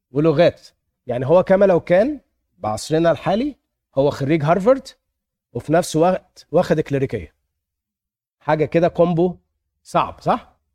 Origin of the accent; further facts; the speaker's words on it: Egypt; now in United States; انا لما اتخذت من مصر كده وجيت امريكا